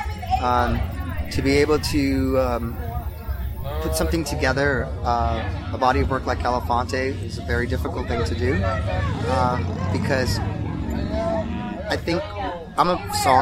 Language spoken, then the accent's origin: English; Los Angeles, California, United States; We come from Los Angeles, so kind of that's how I grew up, with all different kinds of amazing musics.